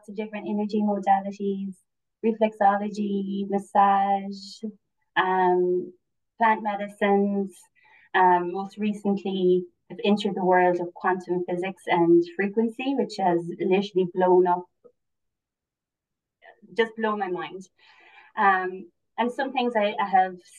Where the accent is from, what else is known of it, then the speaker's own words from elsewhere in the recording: Cork, Munster, Ireland; So I'm from Cork originally and now I'm living in East Cork.